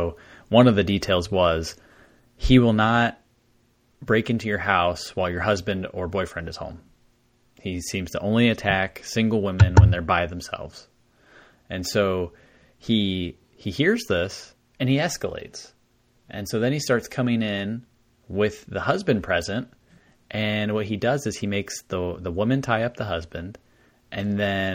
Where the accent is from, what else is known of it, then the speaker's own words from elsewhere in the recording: United States; as an American listening to an Australian tell you these stories